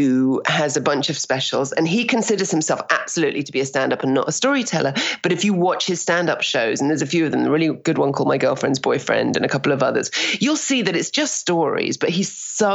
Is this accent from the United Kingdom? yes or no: yes; United Kingdom; moved away as an adult; now in Toronto, Canada; we're very cynical as Brits.